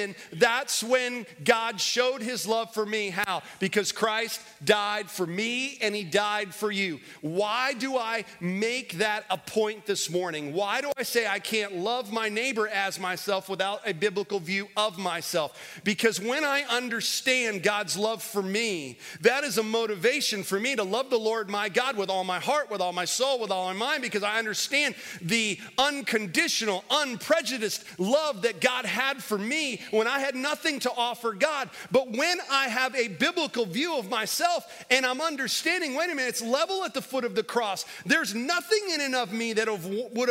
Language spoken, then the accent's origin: English; Florida, United States; now in Winston-Salem, United States; I grew up in Florida